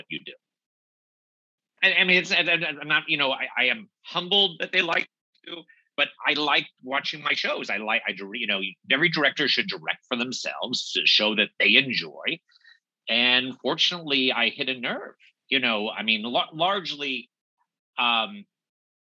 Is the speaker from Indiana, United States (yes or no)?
no; Los Angeles, California, United States; moved away as an adult; now in New York, United States; I'm from Los Angeles originally. Moved to New York in my early 30s